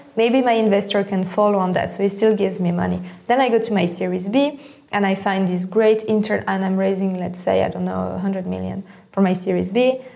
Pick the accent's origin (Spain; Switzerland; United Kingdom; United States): Switzerland; I grew up in Switzerland